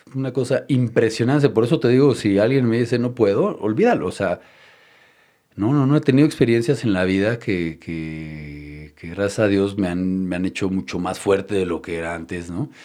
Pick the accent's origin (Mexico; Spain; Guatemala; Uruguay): Mexico; Mexico City; Yo nazco en la Ciudad de México, soy mexicano.